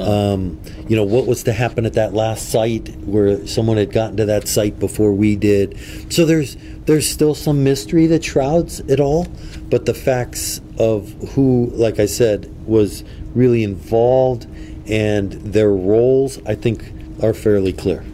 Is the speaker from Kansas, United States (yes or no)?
no; Erie, Pennsylvania, United States; I'm born and raised in Erie.